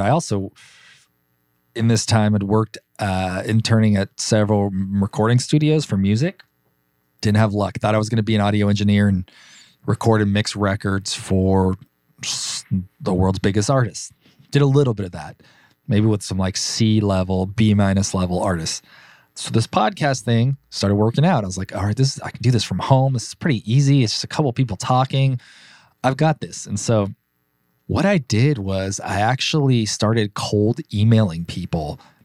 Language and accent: English; Burbank, California, United States; Born and raised in Los Angeles, in Burbank, California.